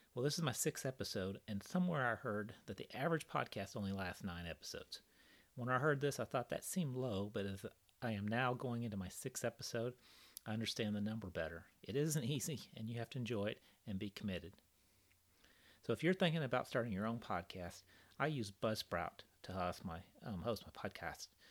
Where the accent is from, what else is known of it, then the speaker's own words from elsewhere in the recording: Kansas City, United States; I grew up in Kansas City. I moved to Kansas City in 1977 when I was 12